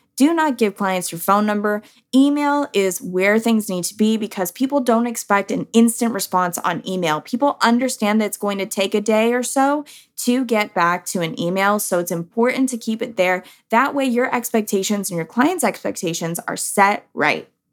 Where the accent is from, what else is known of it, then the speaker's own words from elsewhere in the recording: San Diego, California, United States; now in Texas, United States; I'm a Cali girl. Like, I am from San Diego